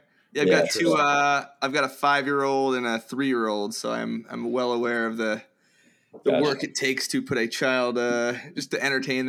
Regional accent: Midland Park, New Jersey, United States; moved away; I lived in Bergen County right across the GW Bridge.

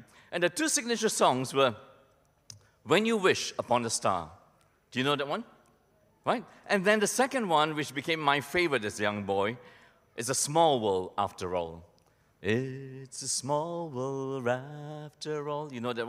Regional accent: Malaysia; black and white television that I grew up with in Malaysia, my family was too poor to have a television set.

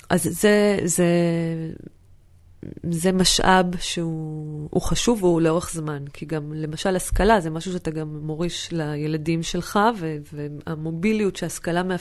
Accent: Northern District, Israel; אני מסתכלת למשל על האזור שאני גדלתי בו, אז יש את כפר גלעדי, ששם זה מחצבות כפר גלעדי, ומפעל אופטיקה

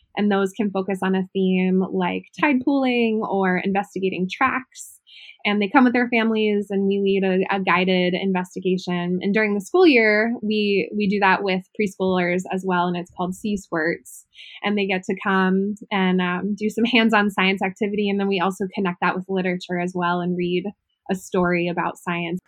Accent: Ohio, United States; moved away; I'm originally from Ohio.

